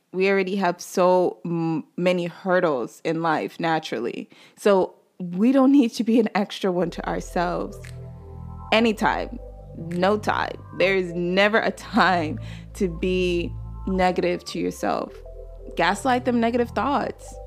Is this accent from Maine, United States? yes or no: no; North Carolina, United States; moved away as an adult; also born or lived in Nigeria (ancestry); now in Brooklyn, New York, United States; I'm Nigerian. I was raised in North Carolina, but I currently live in Brooklyn, New York